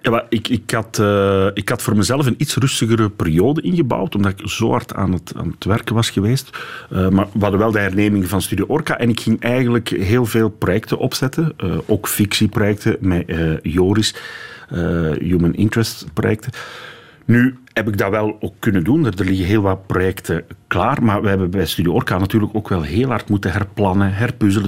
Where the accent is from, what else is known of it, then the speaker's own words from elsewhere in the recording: Dendermonde, Flanders, Belgium; Ik ben van Dendermonde.